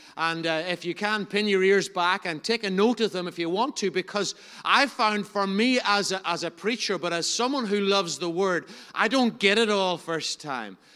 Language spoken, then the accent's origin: English; Enniskillen, Northern Ireland, United Kingdom; I'm from Enniskillen